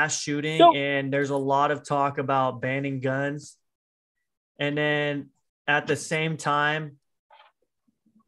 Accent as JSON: {"language": "English", "country": "United States", "said": "I'm American"}